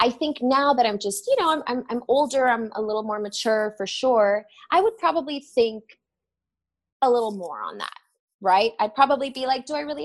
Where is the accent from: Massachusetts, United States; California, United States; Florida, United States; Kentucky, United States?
Florida, United States; Miami; also born or lived in Los Angeles; now in New York, United States; I grew up in Miami and that's like basically South America